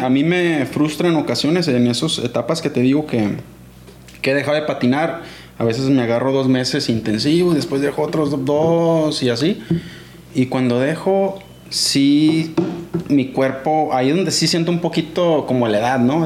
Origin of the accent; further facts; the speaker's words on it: Guamúchil, Sinaloa, Mexico; also born or lived in Culiacán, Sinaloa / Angostura, Sinaloa; ahí crecí y ahí empecé a patinar